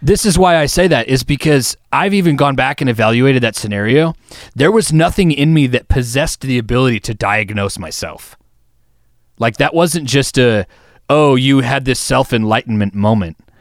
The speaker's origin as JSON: {"language": "English", "region": "Wisconsin", "country": "United States", "said": "we're from Wisconsin"}